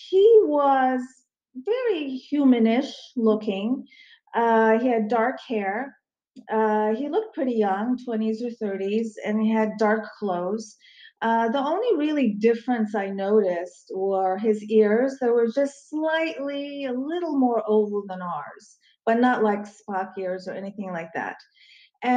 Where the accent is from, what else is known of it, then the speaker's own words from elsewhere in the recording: Crofton, Maryland, United States; also born or lived in Istanbul, Turkey / Baltimore, Maryland; this happened in Crofton, Maryland, which is a suburb of DC, very close to Annapolis, Maryland. Okay. It's where I did a lot of my growing up